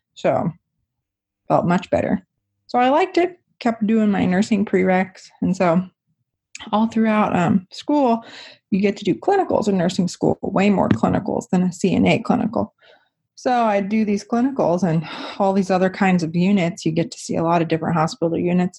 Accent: near Wichita, Kansas, United States; I ended up going to Wichita State, which is close to my hometown

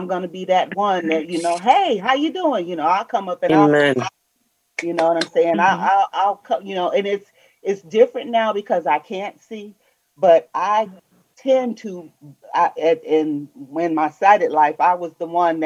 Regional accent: New York City, New York, United States; now in Michigan, United States; I was born in New York

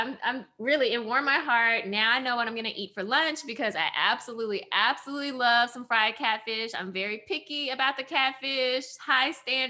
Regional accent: Memphis, Tennessee, United States; I grew up here in Memphis, a city who owes its very existence to a Black man.

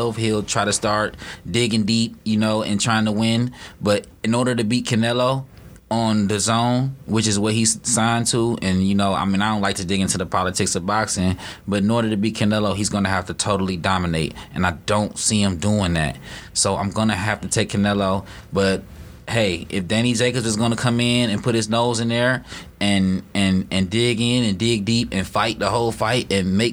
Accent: Detroit, Michigan, United States; I'm from here. I'm from Dexter Ave. Don't get me wrong, Dexter Ave, Joy Road, went to Northwestern, big and no, graduated from there

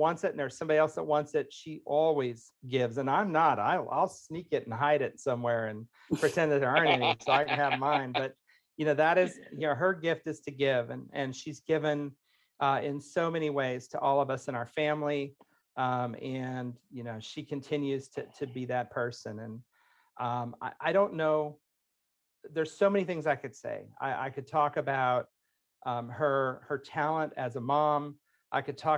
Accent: Indiana, United States; moved away as an adult; also born or lived in Florida; I'm from Indiana, so it's like we moved all over

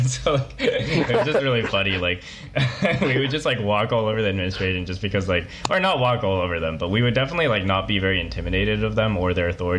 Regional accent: Bay Area, California, United States; born or raised there

